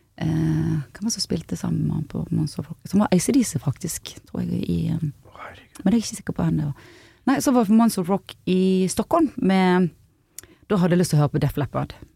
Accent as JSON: {"language": "Norwegian", "town": "Bergen", "region": "Vestland", "country": "Norway", "also_born_or_lived": "Os", "said": "Åsane utenfor Bergen"}